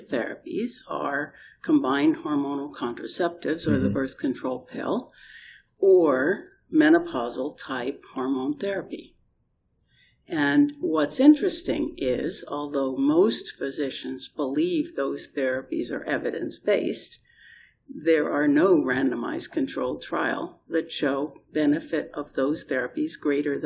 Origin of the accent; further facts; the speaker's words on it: Canada; I'm Canadian and not British.